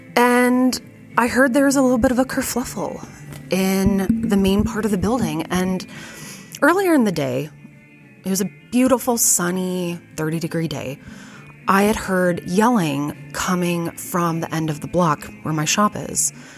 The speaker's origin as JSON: {"language": "English", "town": "Fargo", "region": "North Dakota", "country": "United States", "tie": "born or raised there", "said": "I was born in 1989 and I grew up in Fargo"}